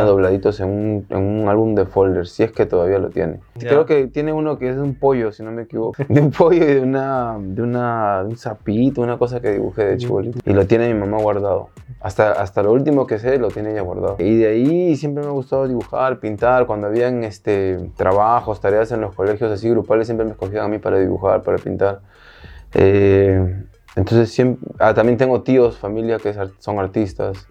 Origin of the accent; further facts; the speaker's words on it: Miami, Florida, United States; yo me fui de acá pequeño y crecí en Florida, en Miami.